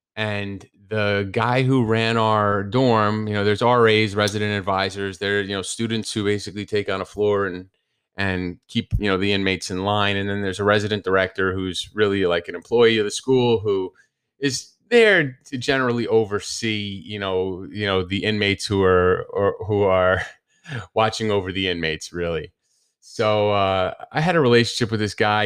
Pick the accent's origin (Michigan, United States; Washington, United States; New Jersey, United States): New Jersey, United States; moved away; people that I grew up with in New Jersey